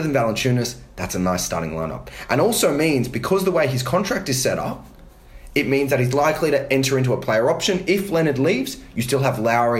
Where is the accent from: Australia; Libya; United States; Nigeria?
Australia; as an Aussie, I'm delighted that he got traded.